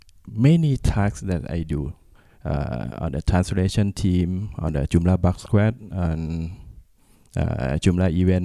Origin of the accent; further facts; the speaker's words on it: Bangkok, Thailand; English is a second language; from Bangkok, Thailand. I'm start working with Mambo on the beginning and working for the training center in Thailand.